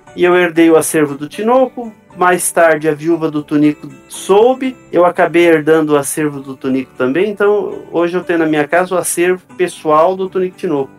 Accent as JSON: {"language": "Portuguese", "town": "Chapecó", "region": "Santa Catarina", "country": "Brazil", "tie": "born or raised there", "said": "eu sou catarinense, nascido na cidade de Chapecó, Santa Catarina"}